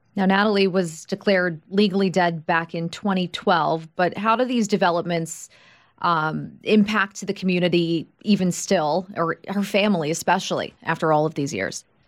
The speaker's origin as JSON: {"language": "English", "area": "Long Island", "region": "New York", "country": "United States", "said": "I'm from Long Island, New York"}